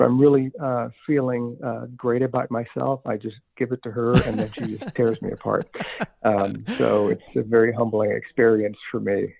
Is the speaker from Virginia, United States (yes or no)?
yes; Richmond, Virginia, United States; growing up in Richmond